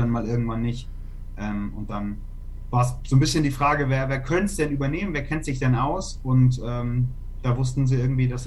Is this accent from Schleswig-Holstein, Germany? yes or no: no; Hamburg, Germany; Ja, ich bin äh, in Hamburg aufgewachsen, also mhm. also ich bin auch in Hamburg geboren.